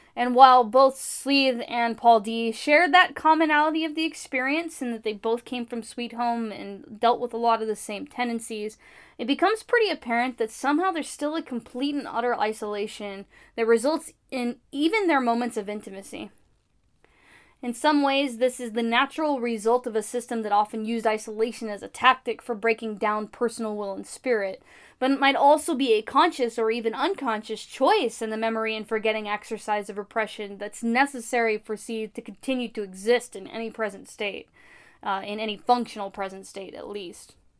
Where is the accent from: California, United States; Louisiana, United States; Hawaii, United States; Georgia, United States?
California, United States; as a Californian.